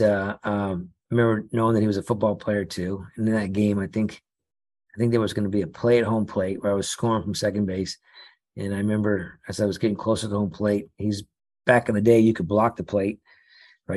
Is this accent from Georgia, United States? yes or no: no; Los Angeles, California, United States; I grew up here in Los Angeles